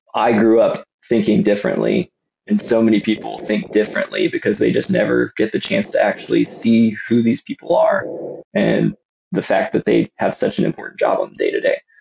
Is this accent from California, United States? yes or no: no; Austin, Texas, United States; I grew up just outside of Austin, Texas, in the suburbs